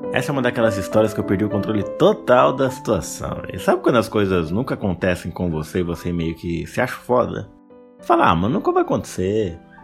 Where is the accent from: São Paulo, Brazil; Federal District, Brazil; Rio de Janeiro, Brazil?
São Paulo, Brazil; Mogi das Cruzes; Eu sou daqui de Mogi